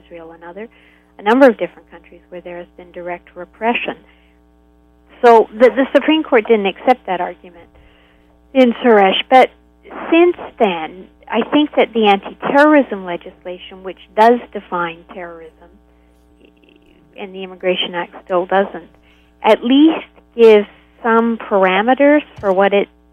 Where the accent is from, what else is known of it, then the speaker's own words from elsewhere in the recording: Canada; as a Canadian